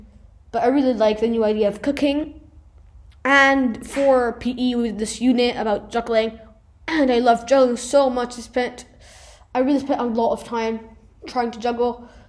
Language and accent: English; Italy; first language Italian; English is a second language; both in my mother tongue, which is Italian, and in English.